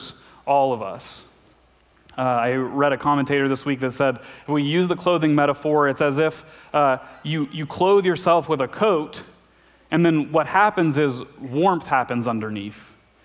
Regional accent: Arkansas, United States; I'm from Arkansas

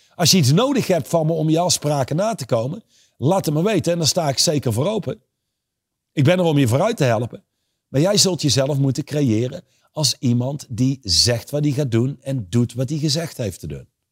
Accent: Reusel, North Brabant, Netherlands; Ik ben opgegroeid in Reuzel

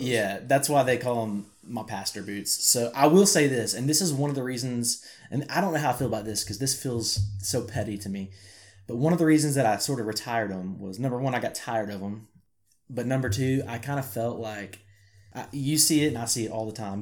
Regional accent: Arkansas, United States; accent: country; I may sometimes sound country because I'm from Arkansas

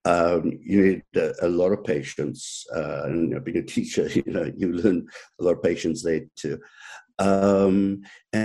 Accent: South Africa; moved away as an adult; now in Canada; growing up in South Africa, I always had dogs, five or six dogs

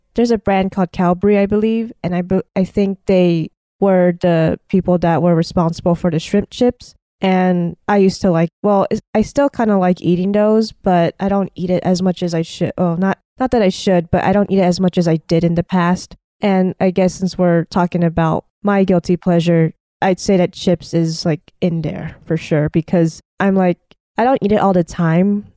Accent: United States; I grew up in America

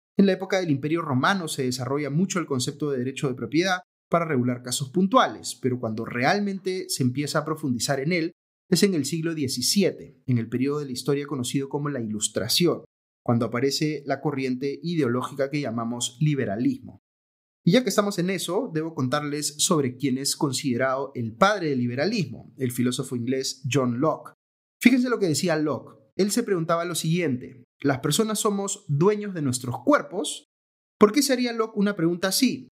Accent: Peru

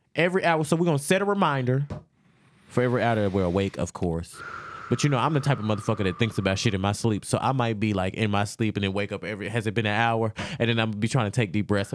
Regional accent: Louisiana, United States; I am from Louisiana

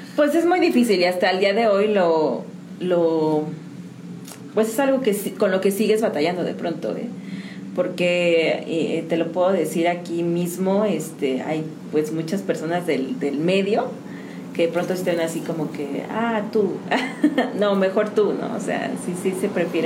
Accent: San Juan del Río, Querétaro, Mexico; yo soy de aquí de San Juan del Río

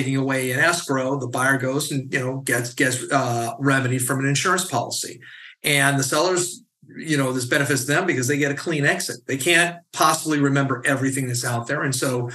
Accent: California, United States; as a Californian

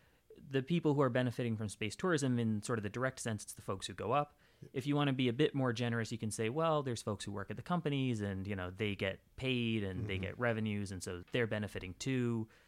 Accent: California, United States; also born or lived in South India; So I grew up in Northern California and South India, and exchange rates were something that really fascinated me when I was a kid.

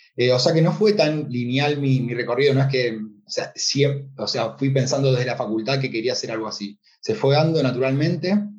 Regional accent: Argentina; moved away; el corazón argentino y latino que vaya donde vaya, eh, bueno, el acento creo que me delata

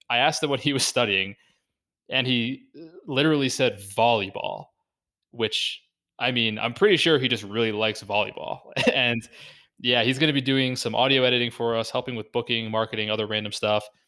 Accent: United States; being an American

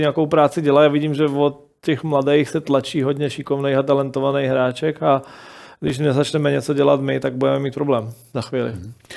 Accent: Slovakia; moved away as an adult; now in Czech Republic; pořád jsem Slovák

